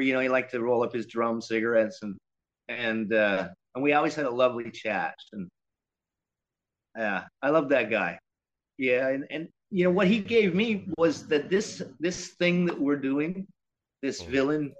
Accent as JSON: {"language": "English", "country": "Canada", "said": "we're Canadian"}